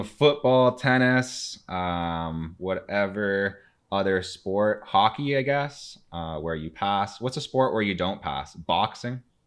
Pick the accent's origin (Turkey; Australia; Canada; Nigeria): Canada; Timmins, Ontario; I'm from Timmins